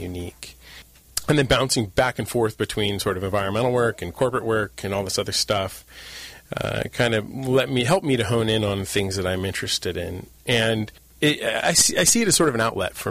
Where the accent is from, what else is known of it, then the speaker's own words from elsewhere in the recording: San Diego, California, United States; also born or lived in Santa Barbara / Mexico; I grew up in San Diego. My family is fifth generation Californians.